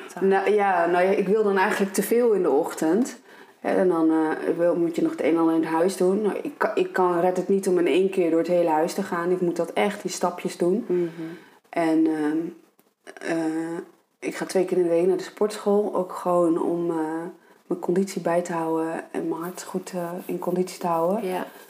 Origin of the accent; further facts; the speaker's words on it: Ede, Gelderland, Netherlands; moved away; ik kom dus uit Ede